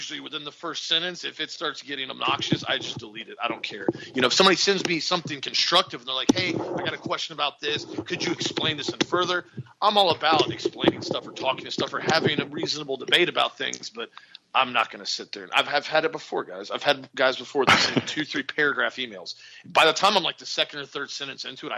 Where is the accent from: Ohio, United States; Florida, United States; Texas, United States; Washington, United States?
Florida, United States; I'm from Florida